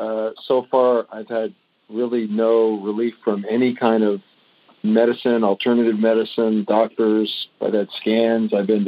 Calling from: Palm Springs, California, United States; I'm from Palm Springs, California.

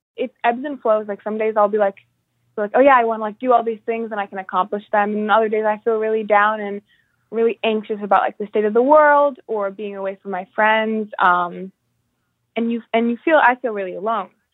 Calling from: Albany, New York, United States; also born or lived in Massachusetts; I'm calling in from Albany, New York

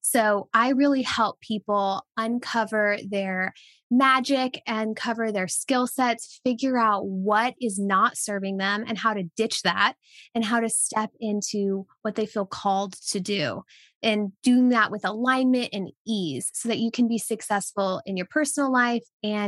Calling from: Tennessee, United States; Yes, I am tuning in from East Tennessee, USA. So I'm near the Smoky Mountains and it is beautiful.

